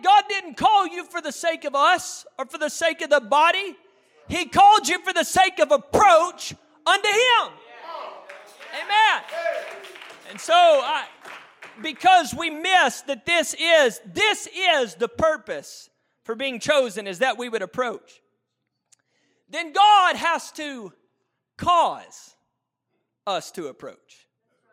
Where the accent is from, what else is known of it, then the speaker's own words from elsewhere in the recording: United States; We're American